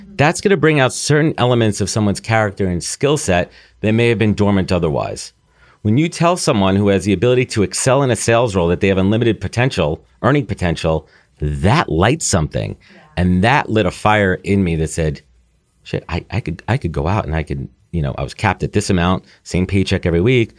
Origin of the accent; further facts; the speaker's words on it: New York City, New York, United States; Growing up in New York, living in New York, post-college living in New York for almost ten years